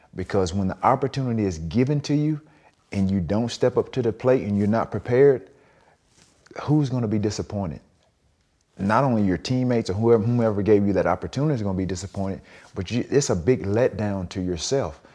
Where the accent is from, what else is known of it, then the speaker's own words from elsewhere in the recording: the South, United States; growing up in the South